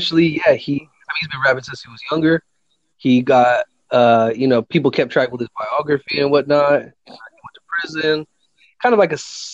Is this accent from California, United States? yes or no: yes; Fresno, California, United States; I grew up in Fresno, California